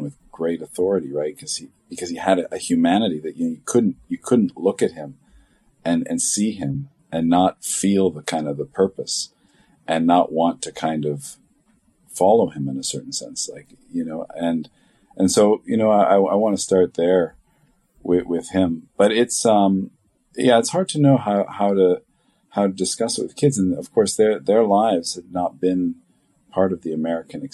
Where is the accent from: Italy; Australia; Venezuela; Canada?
Canada; moved away as an adult; now in Atchison, United States; I'm just a Canadian white kid